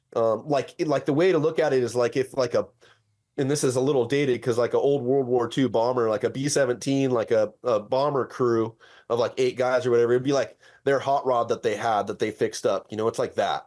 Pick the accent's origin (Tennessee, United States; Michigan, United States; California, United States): California, United States; La Verne; I grew up in Laverne, uh, in California